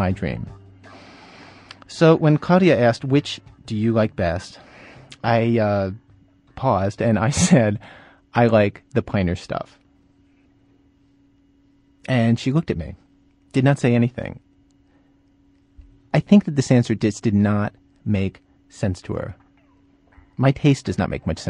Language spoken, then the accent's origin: English; suburbs outside of Baltimore, Maryland, United States; I grew up in the Jewish suburbs outside of Baltimore